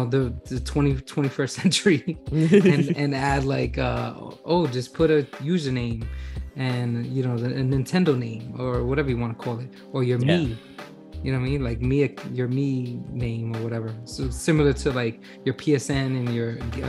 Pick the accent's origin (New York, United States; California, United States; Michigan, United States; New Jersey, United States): New York, United States; as a New Yorker